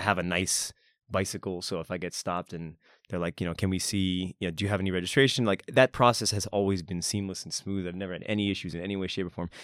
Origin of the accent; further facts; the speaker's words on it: near Boston, Massachusetts, United States; moved away as an adult; now in Japan; I'm from Boston, Massachusetts